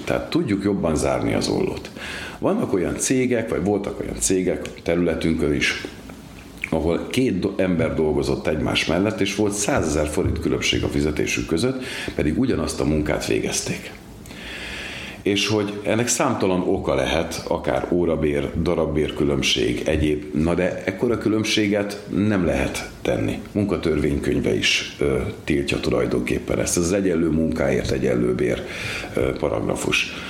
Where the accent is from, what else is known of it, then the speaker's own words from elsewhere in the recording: Komló, Baranya, Hungary; moved away as an adult; now in Pécs, Hungary; Igaz, hogy Komlón születtem, 33 évig Komlón is laktam, dolgoztam a bányáknál, később költöztem idebe Pécsre